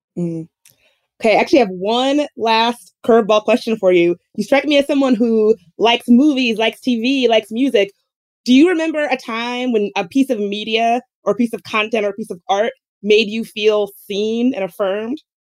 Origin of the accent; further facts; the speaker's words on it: the South, United States; I grew up in the South